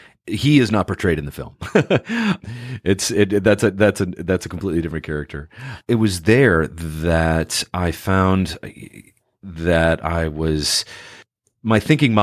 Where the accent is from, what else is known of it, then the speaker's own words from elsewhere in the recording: California, United States; born there; also born or lived in Oregon / Chicago / New York; now in Los Angeles, United States; Well, I'm originally a West Coast guy. I was born in Northern California, and I went to school at the University of Oregon, and then I made my way to Chicago, New York, and now I live in L.A.